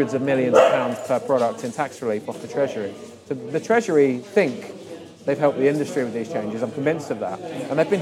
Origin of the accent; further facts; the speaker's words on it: London, United Kingdom; moved away as an adult; now in Maidenhead, United Kingdom; I'm a Londoner. I'm North Londoner by heart.